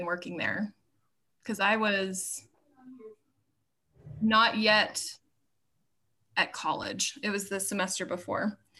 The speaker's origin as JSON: {"language": "English", "region": "Idaho", "country": "United States", "tie": "born there", "lives_now": "Laramie, United States", "said": "I was born in Idaho, and I have four siblings. I'm the oldest of the siblings. I have two sisters and a brother. I grew up in all kinds of places. I moved around a bunch growing up."}